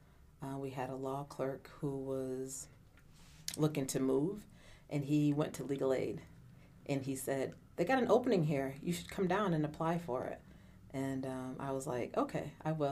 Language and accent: English; Syracuse, New York, United States; I was born and raised here in Syracuse, New York